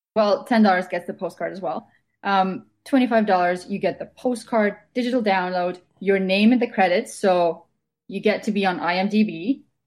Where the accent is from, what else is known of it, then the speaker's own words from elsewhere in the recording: Estonia; moved away as an adult; now in Vancouver, Canada; Originally, I'm from Estonia, so I've been living in Canada for the past six years.